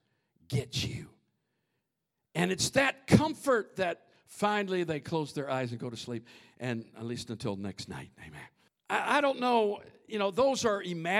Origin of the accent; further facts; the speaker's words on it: Minnesota, United States; growing up in Minnesota